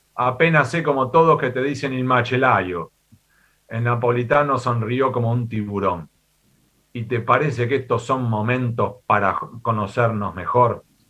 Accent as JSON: {"language": "Spanish", "country": "Argentina", "also_born_or_lived": "Spain / United States", "moved": "as an adult", "said": "yo soy nacido en América Latina, soy y me considero argentino"}